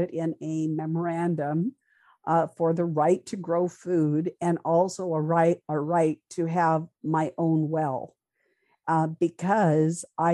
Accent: Montana, United States; moved away; a foreigner like myself from Montana, right next door.

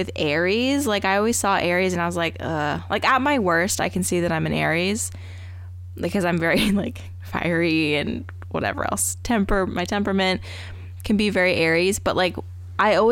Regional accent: Tucson, Arizona, United States; first language English; I grew up in Tucson

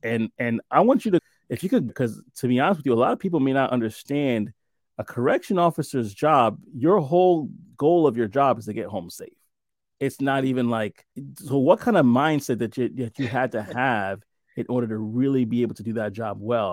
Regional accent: New York City, New York, United States; moved away; I'm from New York, originally from New York City

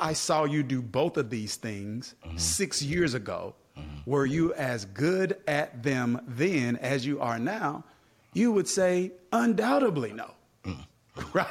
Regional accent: Kilmichael, Mississippi, United States; moved away; I grew up in Kilmichael, Mississippi, population less than 500 people

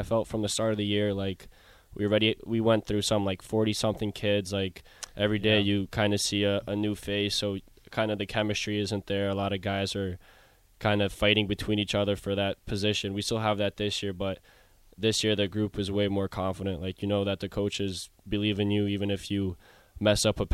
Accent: Monroe Township, New Jersey, United States; I'm from Central Jersey. I'm from Monroe Township, New Jersey.

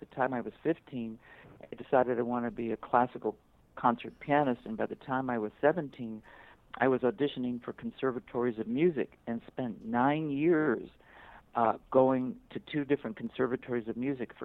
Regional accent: Buffalo, New York, United States; when I was in grade school growing up in Buffalo, New York

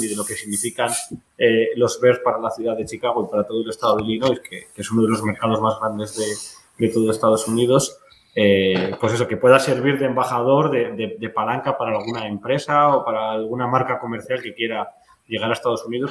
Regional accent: Spain; los que somos de España

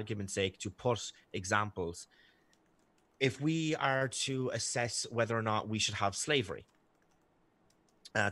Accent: Ireland; accent: Irish; my sexy Irish accent

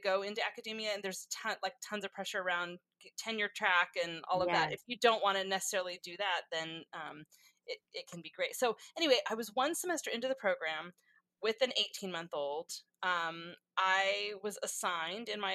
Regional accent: California, United States; also born or lived in Texas / Kentucky; I'm from California

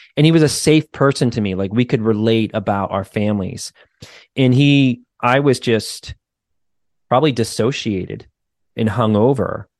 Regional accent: United States; just being an American kid

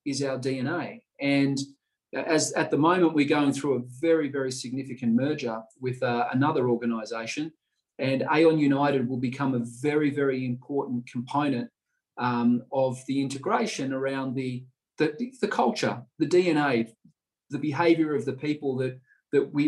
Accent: Melbourne, Victoria, Australia; also born or lived in London; my Western Bulldogs supporting that I had as a child growing up in Melbourne

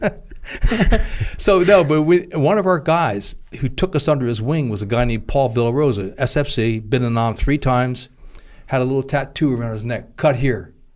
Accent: Trenton, New Jersey, United States; I grew up in Trenton, New Jersey

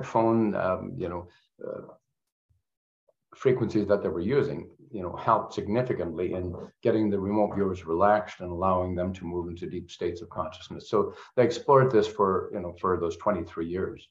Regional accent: Canada; I'm Canadian

